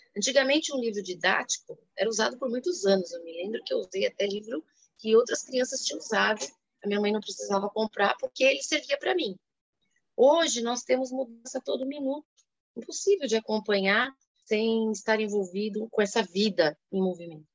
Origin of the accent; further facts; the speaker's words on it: São Paulo, Brazil; Sou paulistana